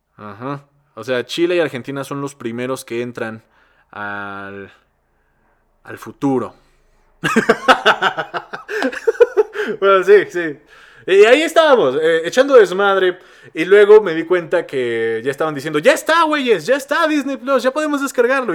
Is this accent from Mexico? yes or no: yes; Mexico; no éramos tantos mexicanos como somos ahora